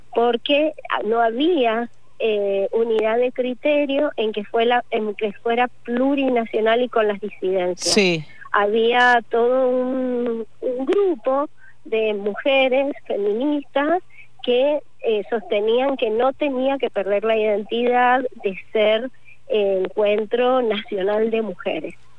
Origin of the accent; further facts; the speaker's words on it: Mendoza, Argentina; yo soy de Mendoza